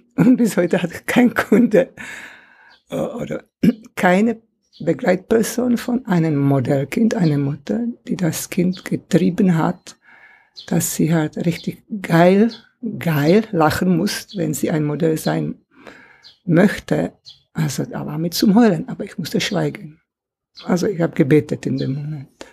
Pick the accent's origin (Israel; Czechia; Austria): Czechia; German is a second language; moved away as an adult; also born or lived in Swabia, Germany; now in Germany; ich in einem Land aufgewachsen bin, in kommunistisch, im kommunistischen Land. Ja. Also 50er und 60er Jahre in meine alte Heimat, in Tschechien damals